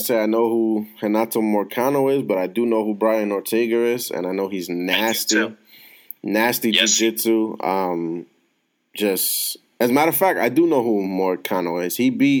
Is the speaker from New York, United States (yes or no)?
yes; New York City, New York, United States; moved away as an adult; now in Long Island, United States; I live in Long Island now. I'm from the Bronx.